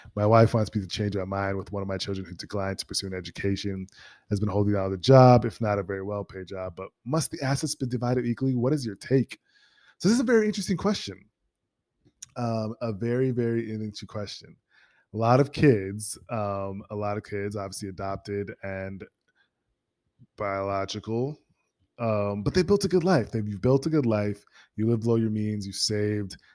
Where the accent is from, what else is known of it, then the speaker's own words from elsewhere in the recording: Minnesota, United States; moved away; Minnesota, my hometown